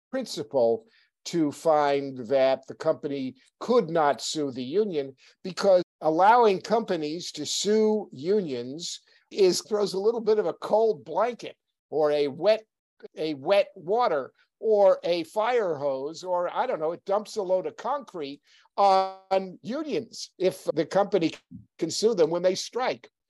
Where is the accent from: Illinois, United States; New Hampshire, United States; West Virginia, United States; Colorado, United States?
New Hampshire, United States; I'm from New Hampshire.